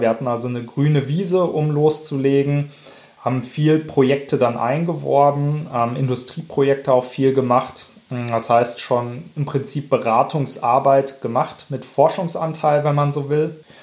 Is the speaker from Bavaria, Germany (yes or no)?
no; Werl, North Rhine-Westphalia, Germany; also born or lived in Paderborn / Bamberg; komme gebürtig aus Werl, das ist so im weitesten Sinne Richtung Dortmund